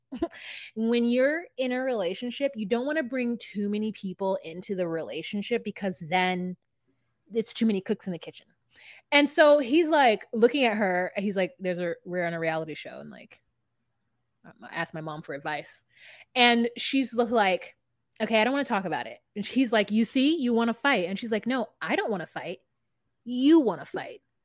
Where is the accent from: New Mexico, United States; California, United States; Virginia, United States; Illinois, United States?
California, United States; Southern; I'm from California